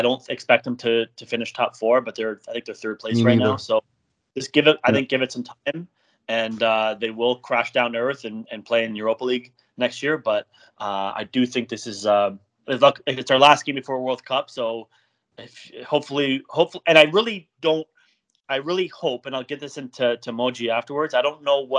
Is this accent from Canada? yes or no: yes; Canada; I'm from Canada